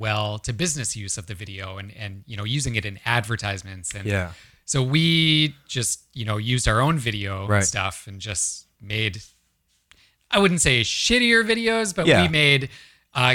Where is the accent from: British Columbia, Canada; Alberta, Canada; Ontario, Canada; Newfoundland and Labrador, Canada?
Ontario, Canada; now in Vancouver, Canada; So I grew up in Ontario